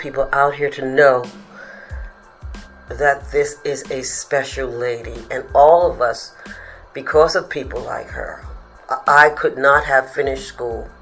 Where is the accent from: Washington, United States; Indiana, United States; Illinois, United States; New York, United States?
New York, United States; New York City; I'm from the Bronx, I'm from the projects